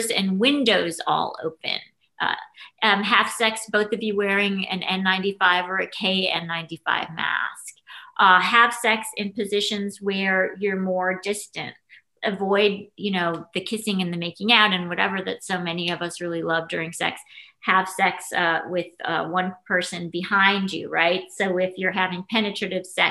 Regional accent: New York City, New York, United States; moved away as an adult; now in Los Angeles, United States; I was proud of my hometown for

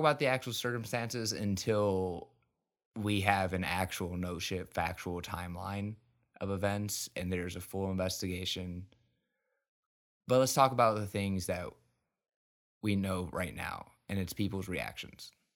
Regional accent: United States; I'm fucking embarrassed as an American.

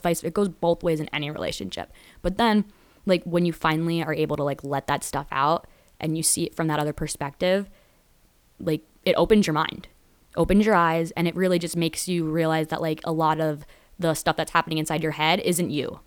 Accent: Danbury, Connecticut, United States; born or raised there

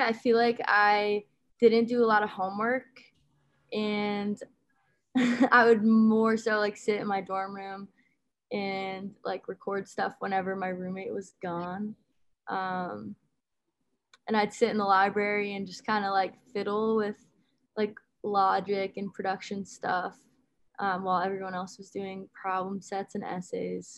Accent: Westport, Connecticut, United States; also born or lived in Pomfret, Connecticut / Amherst, Massachusetts; I grew up in Westport, Connecticut, um, and I went to boarding school in Pomfret, Connecticut

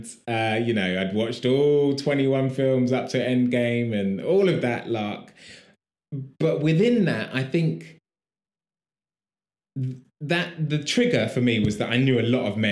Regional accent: London, United Kingdom; I was born here, grew up in London, went to school here

